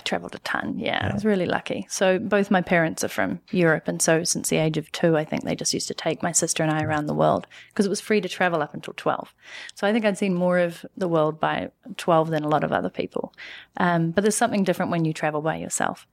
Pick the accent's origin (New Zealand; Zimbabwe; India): New Zealand; moved away as an adult; also born or lived in Canada / London; now in New York City, United States; I'm from New Zealand